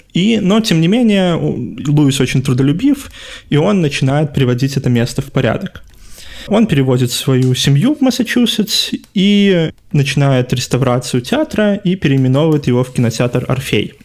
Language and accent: Russian; Belarus; мы, как белорусы